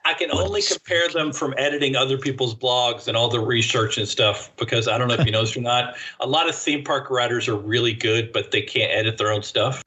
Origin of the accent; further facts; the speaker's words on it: United States; accent: American; I am speaking American when I should be speaking English